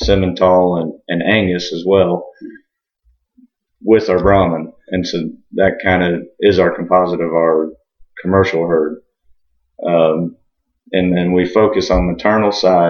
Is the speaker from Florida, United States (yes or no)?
yes; Osceola County, Florida, United States; also born or lived in Georgia; I'm fourth generation here in Osceola County and in the cattle business